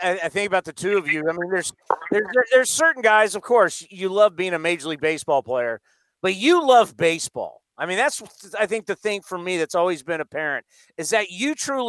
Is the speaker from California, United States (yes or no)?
yes; San Diego, California, United States; growing up in San Diego.